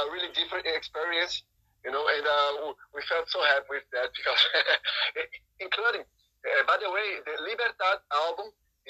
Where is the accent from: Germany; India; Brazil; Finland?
Brazil; we're from Brazil.